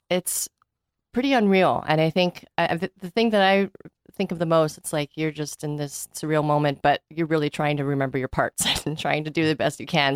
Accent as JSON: {"language": "English", "country": "United States", "tie": "born or raised there", "said": "growing up in America"}